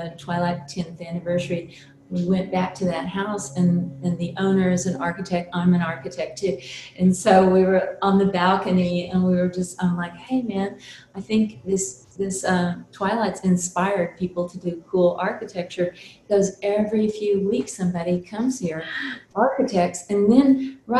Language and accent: English; South Texas, United States; I grew up in South Texas, and we had, it's a very little tiny town.